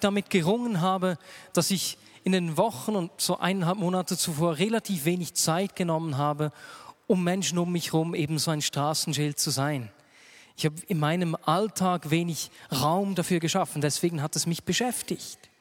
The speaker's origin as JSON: {"language": "German", "country": "Switzerland", "said": "bei uns in der Schweiz"}